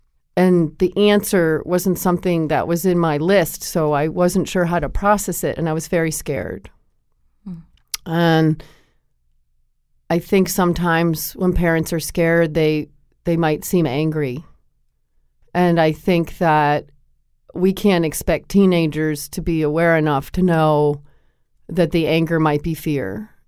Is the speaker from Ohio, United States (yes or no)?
no; Connecticut, United States; I grew up in Connecticut, and I played basketball.